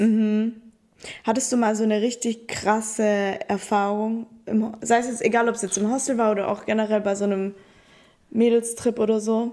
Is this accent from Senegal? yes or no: no; Italy; now in Stuttgart, Germany; ich bin ja Italienerin